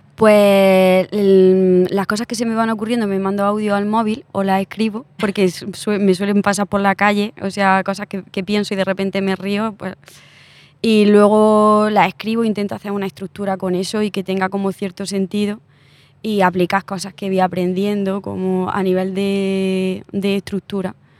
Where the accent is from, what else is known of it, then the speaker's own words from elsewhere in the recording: Úbeda, Andalusia, Spain; now in Madrid, Spain; Úbeda, que es mi pueblo